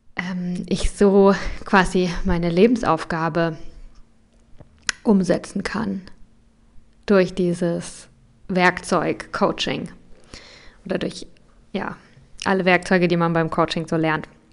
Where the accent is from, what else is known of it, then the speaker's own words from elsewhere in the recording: Germany; bei uns in Deutschland